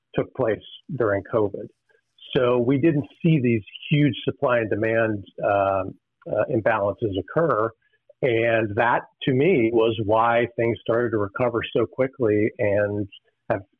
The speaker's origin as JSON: {"language": "English", "region": "Western Pennsylvania", "country": "United States", "tie": "born or raised there", "said": "I grew up in Western Pennsylvania"}